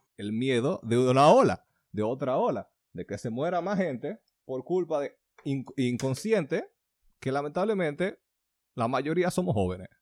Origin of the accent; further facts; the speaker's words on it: Dominican Republic; de donde yo nací.